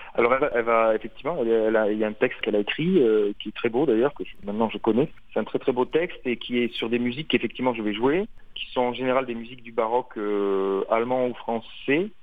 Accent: France; je suis français

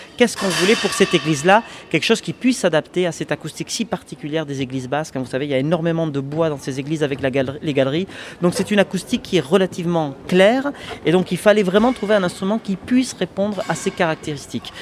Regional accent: Béarn, Nouvelle-Aquitaine, France; je suis à 15 minutes à voiture en fait de, de mon village natal

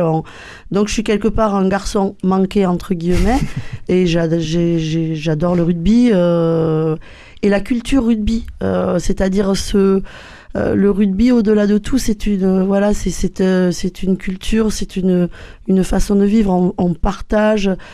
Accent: Gers, Occitania, France; notre petit village du Gers

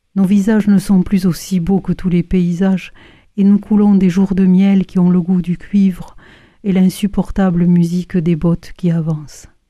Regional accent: Toulouse, Occitania, France; je suis toulousaine

